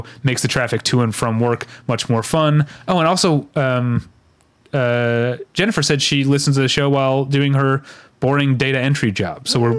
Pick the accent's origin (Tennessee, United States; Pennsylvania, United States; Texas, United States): Pennsylvania, United States; Philadelphia; now in Atlanta, United States; Because I'm originally from Philadelphia, living in Atlanta.